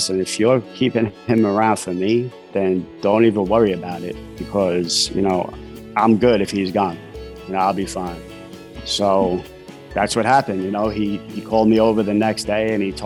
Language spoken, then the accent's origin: English; New York City, New York, United States; I grew up in Brooklyn, New York.